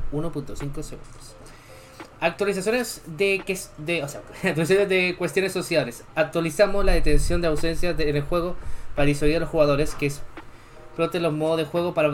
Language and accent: Spanish; Chile; yo también soy de Chile, aunque me siento lo contrario. Mi acento dice lo contrario, pero sí soy de Chile.